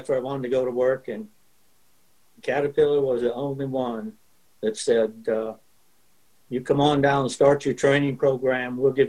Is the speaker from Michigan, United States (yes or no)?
yes; Michigan, United States; I was born and raised in Michigan. My dad was raised in North Dakota, Adams County, North Dakota. And my grandfather and great-grandfather both homesteaded there.